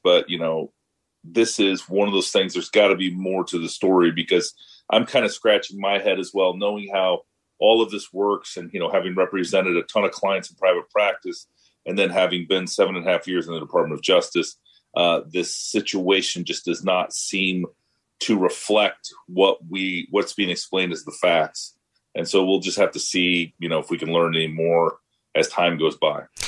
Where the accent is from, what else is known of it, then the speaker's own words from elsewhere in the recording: Iowa, United States; my home state Senator, Senator Grassley